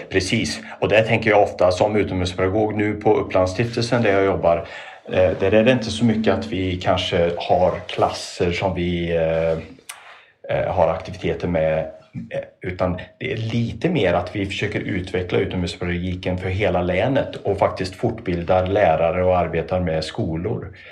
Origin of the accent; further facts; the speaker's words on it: Trollhättan, Västra Götaland, Sweden; När jag växte upp i Trollhättan